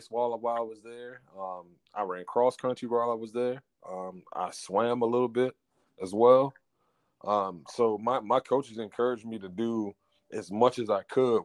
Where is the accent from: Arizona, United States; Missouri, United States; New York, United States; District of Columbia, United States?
District of Columbia, United States; Washington; Born and raised in the Washington, D.C.